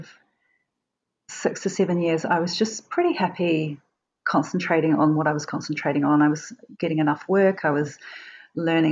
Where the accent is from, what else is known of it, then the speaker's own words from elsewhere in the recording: Wellington, New Zealand; now in Auckland, New Zealand; I ended up doing a contract in Wellington, which is my hometown